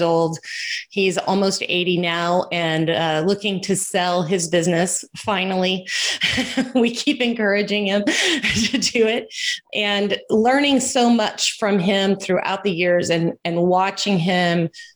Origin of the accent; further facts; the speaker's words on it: Houston, Texas, United States; I was born and raised in Houston